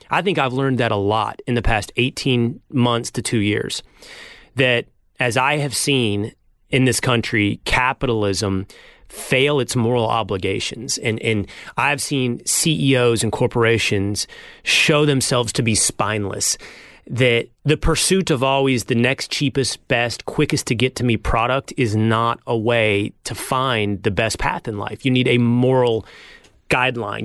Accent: Texas, United States; I grew up in Texas

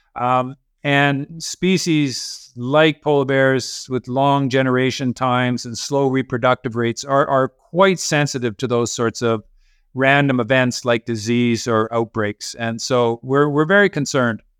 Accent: Canada; also born or lived in Norway; as a Canadian working for the Norwegian government as the polar bear scientist

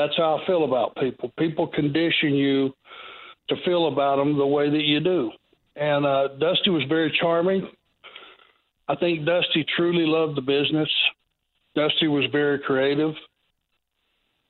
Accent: Georgia, United States; I was from Georgia.

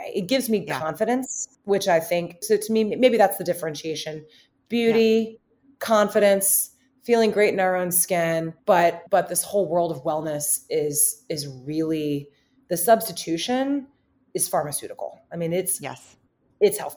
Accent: Alabama, United States; also born or lived in Princeton; now in Chicago, United States; I'm from Alabama

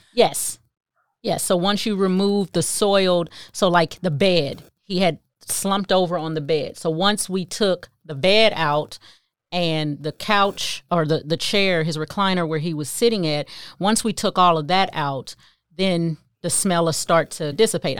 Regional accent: Kansas City, Missouri, United States; moved away as an adult; also born or lived in Phoenix; I went home to Kansas City 'cause I'm from Kansas City

